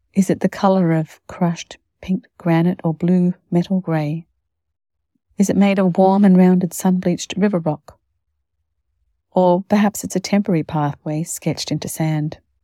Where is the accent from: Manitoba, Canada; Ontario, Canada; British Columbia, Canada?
Manitoba, Canada; Winnipeg; born or raised there